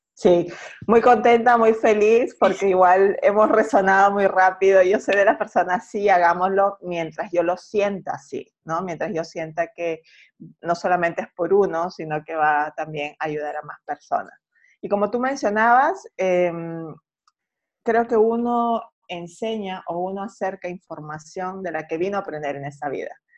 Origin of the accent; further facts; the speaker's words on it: Peru; now in Santiago, Chile; yo soy de Perú y radico en Santiago.